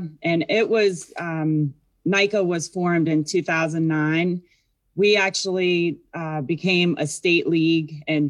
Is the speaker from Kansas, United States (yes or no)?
no; Virginia, United States; Yeah, I grew up in Virginia, and then I was a student at WVU.